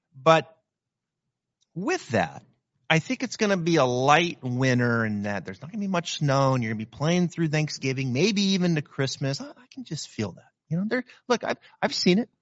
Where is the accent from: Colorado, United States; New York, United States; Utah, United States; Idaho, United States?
Idaho, United States; Pacific Northwest, Northern; moved away; I can remember growing up in the Pacific Northwest, Northern Idaho, and you've got snow, like, over your head